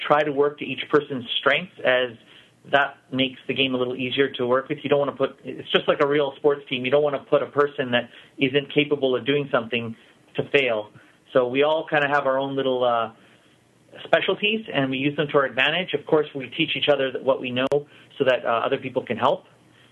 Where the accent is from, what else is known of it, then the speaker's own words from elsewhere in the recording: Vancouver, British Columbia, Canada; born and raised in Vancouver.